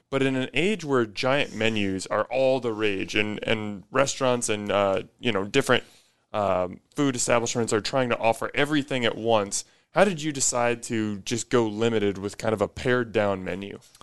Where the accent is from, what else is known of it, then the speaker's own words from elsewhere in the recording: Omaha, Nebraska, United States; I grew up in Omaha